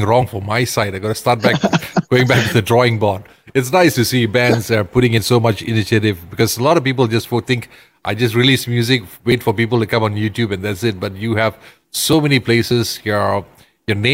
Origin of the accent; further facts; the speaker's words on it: Ipoh, Perak, Malaysia; I just love my hometown to grow huge